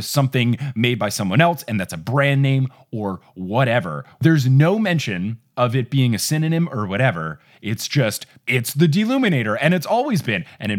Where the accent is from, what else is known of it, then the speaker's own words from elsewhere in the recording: New Jersey, United States; Like, I grew up in the Northeast, and in New Jersey, we all call them clickers